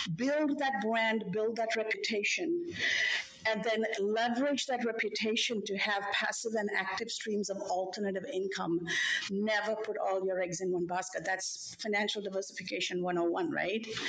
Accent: Sri Lanka; now in Chicago, United States; I come from Sri Lanka, from South Asia. My parents worked in jobs where they retired.

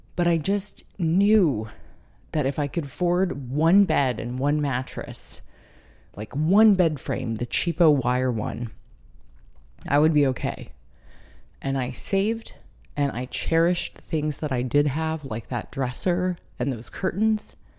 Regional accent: San Diego, California, United States; moved away as an adult; now in Brooklyn, United States; although California will always be home, and Carlsbad and San Diego will always be my hometown

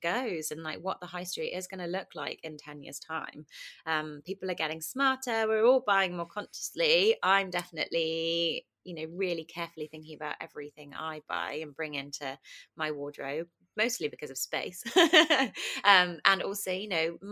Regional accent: Kingston upon Thames, London, United Kingdom; I grew up in Kingston, southwest London

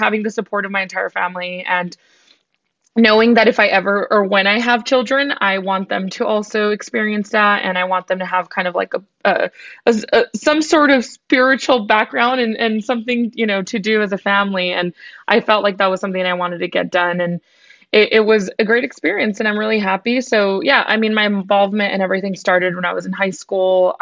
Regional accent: Tucson, Arizona, United States; I was born and raised in Tucson, Arizona.

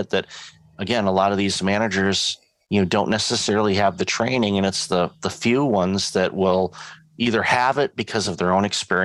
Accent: Detroit, Michigan, United States; moved away; I'm originally from Detroit

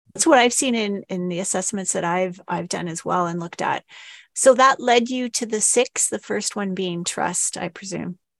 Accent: Canada; we're Canadian

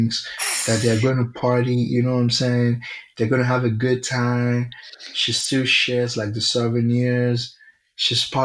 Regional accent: Nigeria; I'm very Nigerian

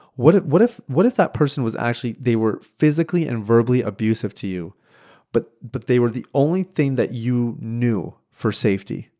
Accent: Saskatchewan, Canada; moved away; I was born and raised in Saskatchewan, which is the central part of Canada.

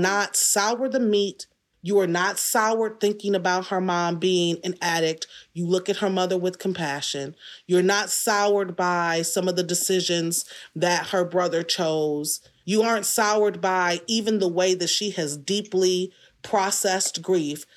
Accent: Detroit, Michigan, United States; I was born in Detroit. So, aside from a couple of stints away at college and moving away, couple of short tours, forty-five years I've been here.

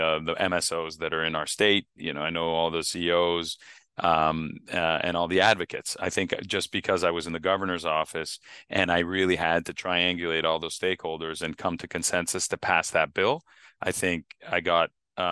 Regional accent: Canada; moved away; I grew up in Canada

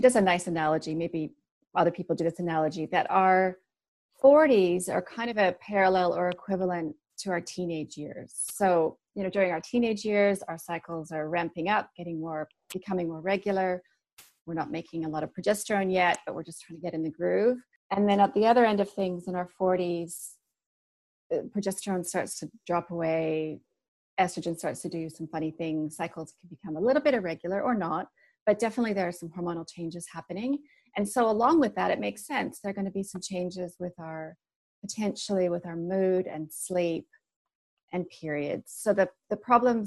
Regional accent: Canada; also born or lived in Sydney, Australia; now in New Zealand; I'm from Canada, so I'm international

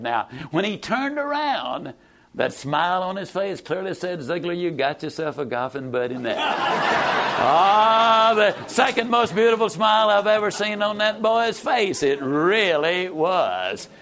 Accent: East Texas, United States; I was raised over in East Texas, better known as Mississippi

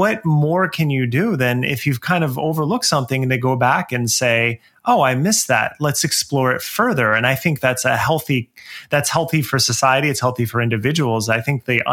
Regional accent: New Jersey, United States; where I grew up in New Jersey

